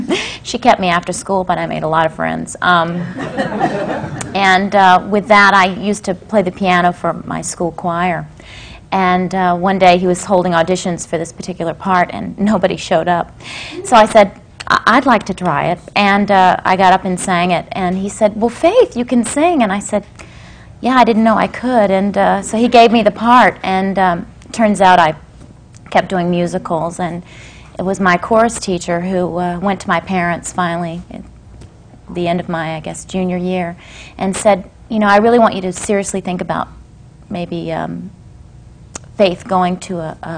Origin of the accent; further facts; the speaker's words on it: Lynchburg, Virginia, United States; also born or lived in Augusta; Actually, I was born in Augusta, but I was raised in Lynchburg, Virginia. And nobody in my family was ever in show business.